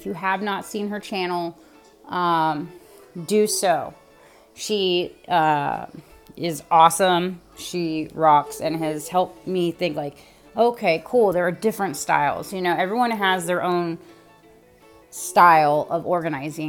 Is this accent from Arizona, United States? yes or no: no; California, United States; now in Ohio, United States; I'm originally from the West Coast, California. I am currently living in Ohio